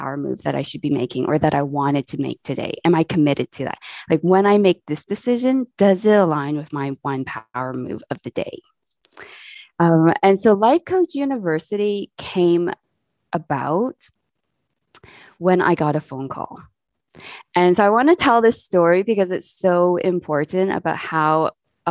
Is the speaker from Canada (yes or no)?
yes; Canada; now in England, United Kingdom; I am Canadian. I live in England at the moment with my family